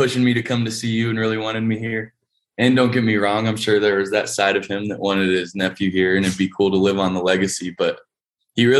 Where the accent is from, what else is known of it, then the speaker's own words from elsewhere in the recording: Fort Collins, Colorado, United States; also born or lived in Camp Pendleton, California / Pensacola, Florida / Arkansas / Kansas; I was there for all of high school. I hopped around a little bit. I moved there when I was six